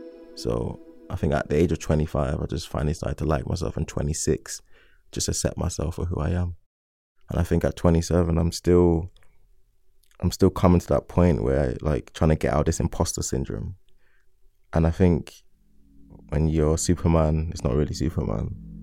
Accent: London, United Kingdom; So I was from South London, and in my head, South London people, we have a way of carrying ourselves, like the way we talk, the way we bop, and like even just our lingo.

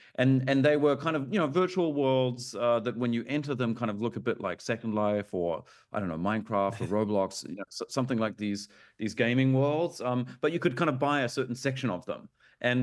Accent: Auckland, New Zealand; moved away as an adult; now in Berlin, Germany; I was born in Auckland.

